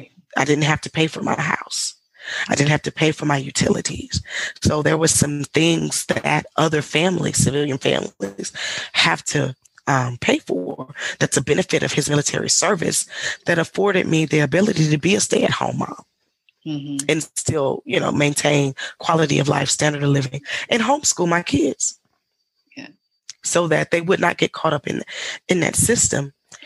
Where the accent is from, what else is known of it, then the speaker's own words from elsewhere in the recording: the South, United States; but growing up in the South and did we grow up in impoverished neighborhoods? Absolutely.